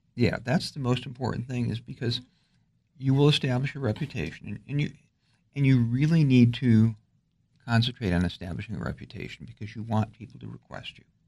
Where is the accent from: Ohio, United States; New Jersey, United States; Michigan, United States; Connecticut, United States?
Michigan, United States; just outside Detroit; moved away as an adult; also born or lived in New York; now in Alexandria, United States; I'm from just outside Detroit